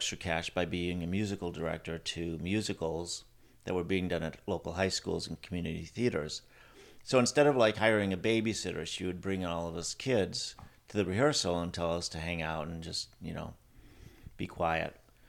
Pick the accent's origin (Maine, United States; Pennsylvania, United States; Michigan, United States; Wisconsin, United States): Wisconsin, United States; Milwaukee; Yeah, I grew up first in the Milwaukee area, and then my parents moved to a farm when I was 12 years old, an hour outside of Milwaukee.